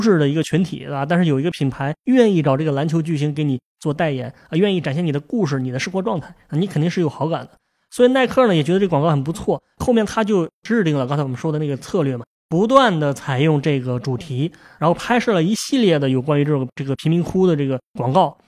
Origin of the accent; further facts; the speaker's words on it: China; 在我们中国人看来